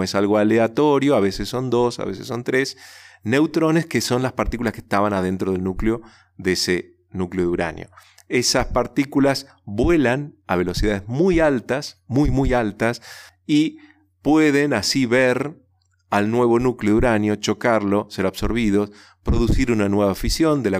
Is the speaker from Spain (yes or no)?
no; Resistencia, Chaco, Argentina; el Chaco, donde chicos como yo fuimos a escuchar esa charla y, y en resistencia a mi ciudad natal escuché por primera vez el Instituto Balseiro